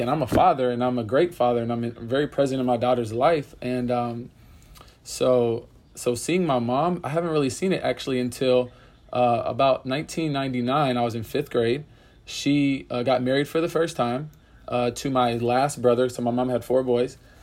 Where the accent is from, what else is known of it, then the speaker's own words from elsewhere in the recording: Pensacola, Florida, United States; moved away; also born or lived in Orlando, Florida; I grew up in Pensacola, Florida